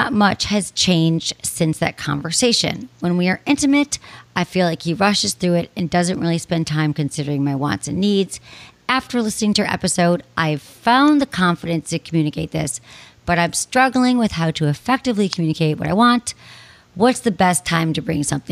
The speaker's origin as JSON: {"language": "English", "region": "Michigan", "country": "United States", "tie": "born or raised there", "said": "I grew up in Michigan"}